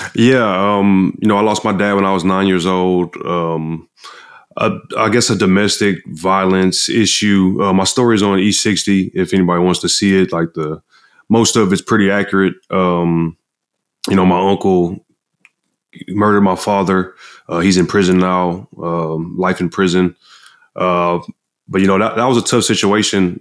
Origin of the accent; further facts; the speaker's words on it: Galveston, Texas, United States; I grew up in Galveston, Texas